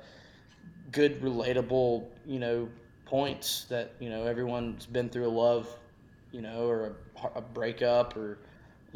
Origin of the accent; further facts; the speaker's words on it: Texas, United States; growing up in Texas, it allowed me to be exposed to many different cultures and sounds of music